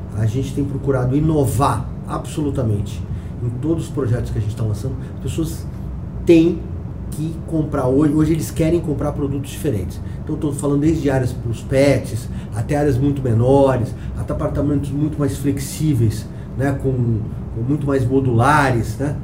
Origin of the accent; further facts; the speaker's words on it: São Paulo, Brazil; eu sou paulistano